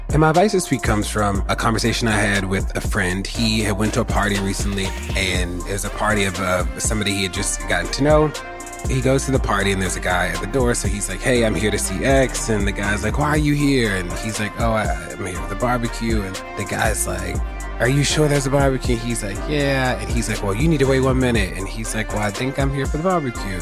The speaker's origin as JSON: {"language": "English", "town": "Baltimore", "region": "Maryland", "country": "United States", "tie": "born or raised there", "said": "somebody who was born and raised in Baltimore and somebody who lives in Baltimore"}